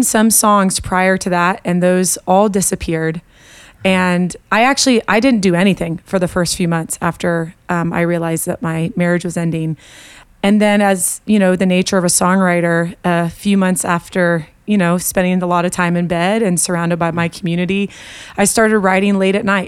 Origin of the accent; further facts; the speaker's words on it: Colorado, United States; I hail from Colorado, although I'm making a move to Nashville